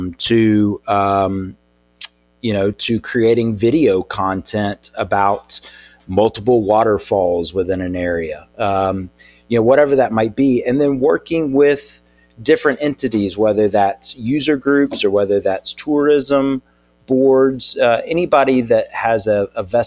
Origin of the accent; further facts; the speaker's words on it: Birmingham, Alabama, United States; Born and raised in Birmingham